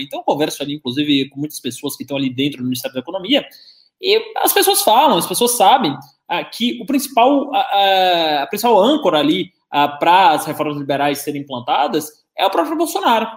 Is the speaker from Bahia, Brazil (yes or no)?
yes; Bahia, Brazil; now in São Paulo, Brazil; eu não nasci aqui em São Paulo, nasci na Bahia